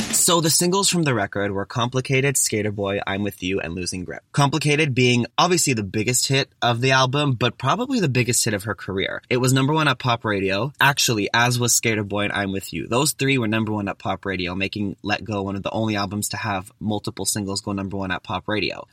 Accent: Toronto, Ontario, Canada; I'm actually from Toronto

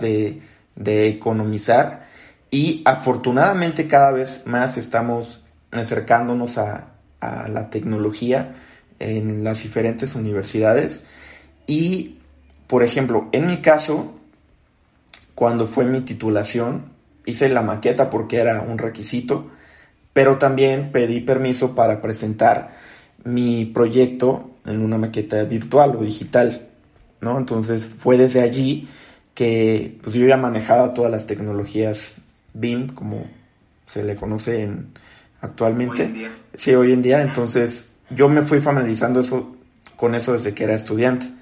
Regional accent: Acapulco, Guerrero, Mexico; moved away as an adult; now in Mexico City, Mexico; soy de Acapulco

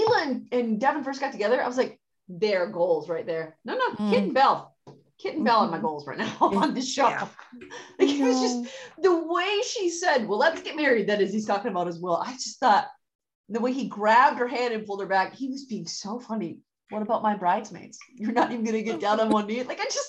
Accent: India; as an Indian woman who knows what the standards are for a family in that culture

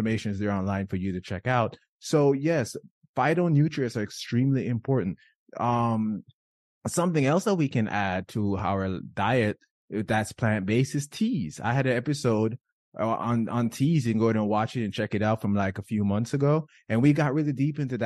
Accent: Jamaica; moved away; I was born and raised in Jamaica

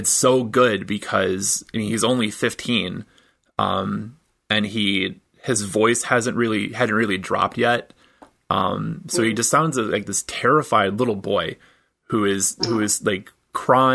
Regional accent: Michigan, United States; moved away; I'm originally from Michigan

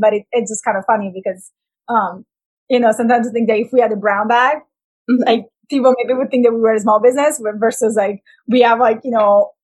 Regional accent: Italy; moved away; I'm from Italy.

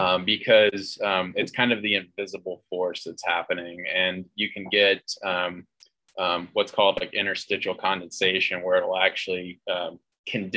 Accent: North Carolina, United States; also born or lived in Colorado; now in Denver, United States; I'm from North Carolina originally

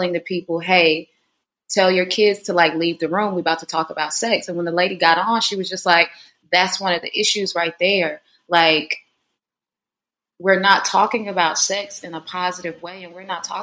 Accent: North Carolina, United States; moved away; this is my hometown in North Carolina, so real country folk

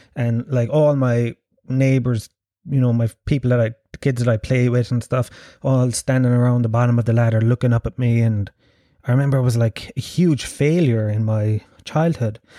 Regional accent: Ireland; I was born and raised in Ireland

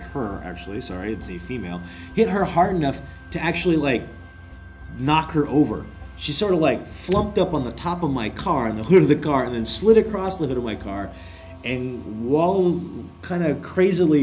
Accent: Bigfork, Montana, United States; moved away as an adult; now in Korea; I was working in my hometown of Big Fork, Montana

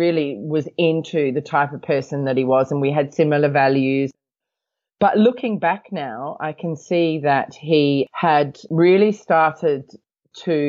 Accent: Australia; now in Hong Kong; I come from Australia. I live in Hong Kong

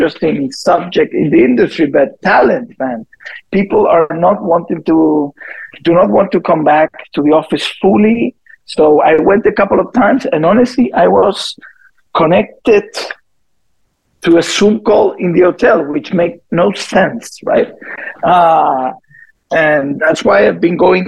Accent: Chile; moved away as an adult; also born or lived in Bogota, Colombia / Puerto Rico / Delano, California; I'm from Chile originally. I was born in Bogota because my parents lived there

